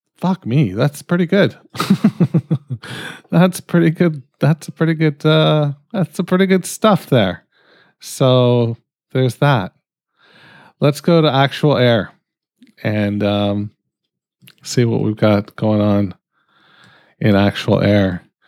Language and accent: English; Canada; I'm fucking Canadian.